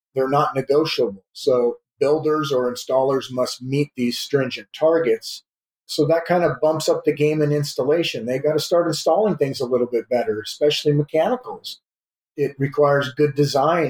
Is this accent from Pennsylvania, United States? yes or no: no; South Dakota, United States; moved away as an adult; now in California, United States; I was born in California, but I grew up in the Midwest in South Dakota